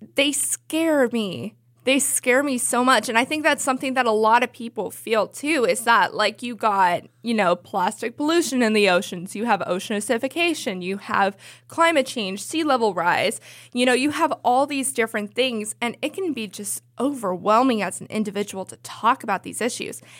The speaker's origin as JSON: {"language": "English", "area": "the Bay Area", "region": "California", "country": "United States", "said": "I'm from the Bay Area."}